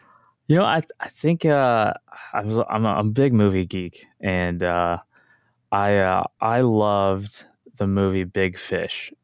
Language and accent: English; Tulsa, Oklahoma, United States; also born or lived in San Diego / Los Angeles; born and raised in Tulsa, Oklahoma